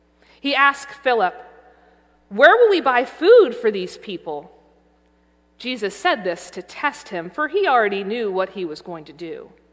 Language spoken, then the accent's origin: English; the South, United States; As someone born and raised in the South